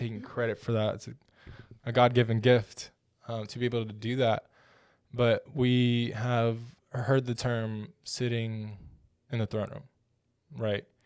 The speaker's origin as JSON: {"language": "English", "town": "Odessa", "region": "Texas", "country": "United States", "tie": "born or raised there", "said": "I'm from West Texas, small town in West Texas, Odessa. smallish town"}